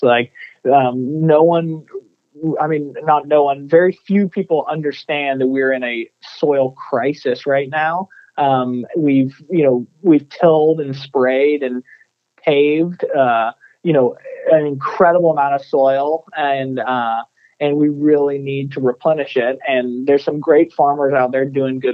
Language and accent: English; Texas, United States; growing up in Texas, you know, reading Texas textbooks